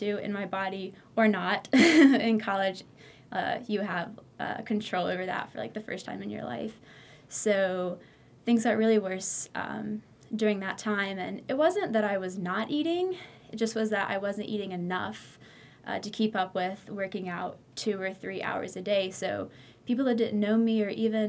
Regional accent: Greensboro, North Carolina, United States; I'm from Greensboro, North Carolina, Tar Heel born and raised

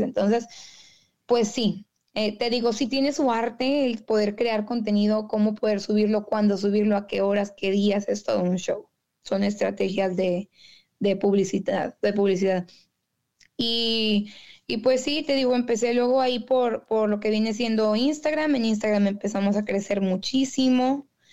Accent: Monterrey, Nuevo León, Mexico; accent: regio; moved away as an adult; now in Detroit, United States; yo soy de Monterrey, Nuevo León. Ahorita estoy aquí viviendo en Detroit, en Michigan

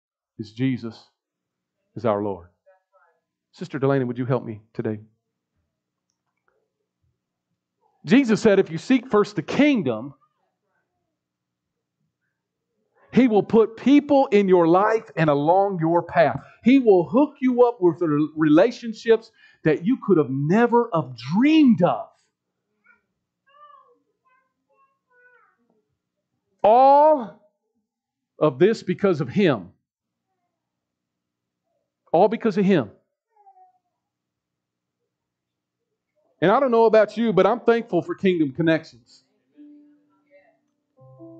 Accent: United States; I grew up in Northeast. I was born at the osteopathic hospital, not too far from here

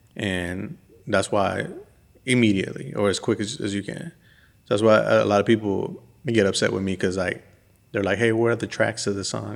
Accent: West Coast, United States; now in Birmingham, United States; growing up in the West Coast

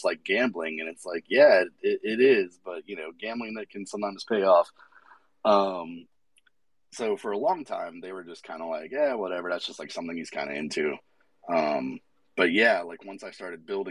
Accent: Atlanta, Georgia, United States; I'm from Atlanta, and I know a lot of local artists here

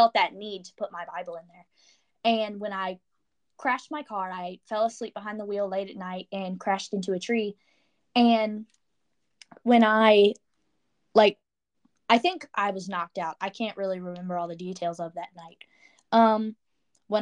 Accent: Orange, Virginia, United States; I'm from the Charlottesville area. I'm a little bit outside Charlottesville. I'm from a small town called Orange.

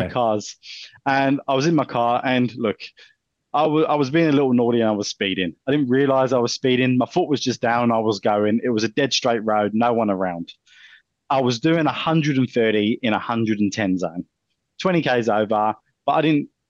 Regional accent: England, United Kingdom; accent: English; now in Australia; with an English accent

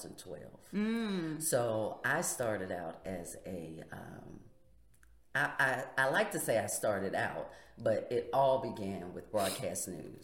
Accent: Lexington, North Carolina, United States; moved away as an adult; also born or lived in Charleston, South Carolina; now in Martinsville, United States; I've been all over the place. I am from Lexington, North Carolina.

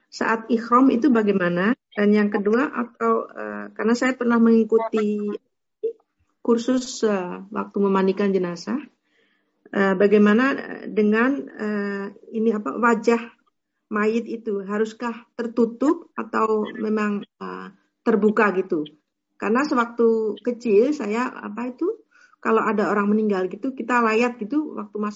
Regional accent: Yogyakarta, Special Region of Yogyakarta, Indonesia; now in Netherlands; kalau yang wajahnya terlihat itu saya waktu kecil itu di Indonesia di Jogja

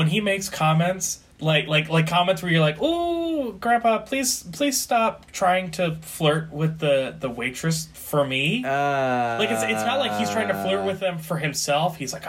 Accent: New Jersey, United States; we're Italian because we're from Jersey.

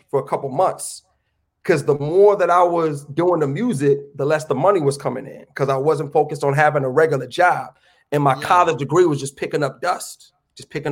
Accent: Lansing, Michigan, United States; moved away as an adult; also born or lived in New York City; I'm from Lansing

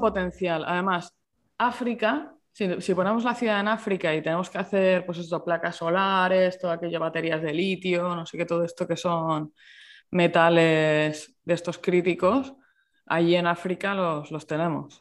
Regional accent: Murcia, Region of Murcia, Spain; yo, que soy de Murcia

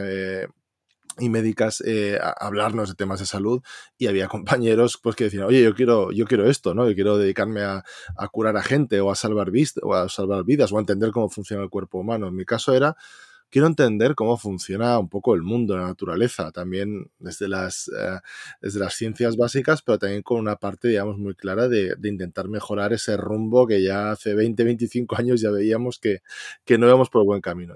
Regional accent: Valencia, Valencian Community, Spain; yo que soy de Valencia

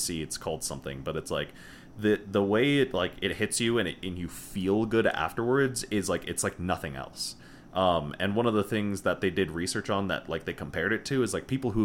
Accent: Connecticut, United States; moved away as an adult; we're both from Connecticut

